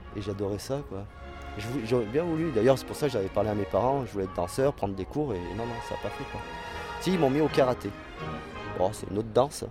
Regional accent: Besançon, Bourgogne-Franche-Comté, France; moved away; also born or lived in Valence; je suis né à Besançon

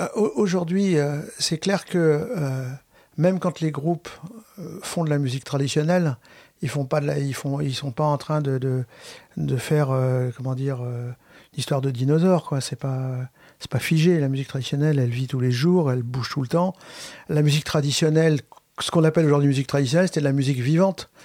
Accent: Brittany, France; je suis breton

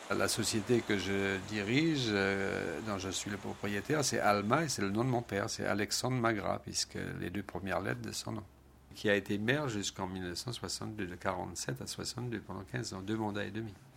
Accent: St. Barthélemy; Je suis né à Saint-Barth, de parents Saint-Barth, de grands-parents Saint-Barth, d'arrière-grands-parents Saint-Barth.

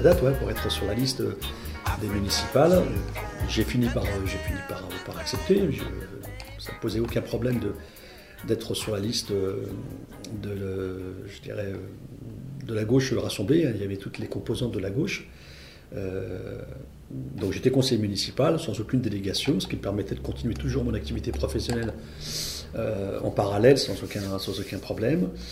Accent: Val-de-Marne, Île-de-France, France; moved away as an adult; now in Stains, France; moi je venais de, du Val-de-Marne

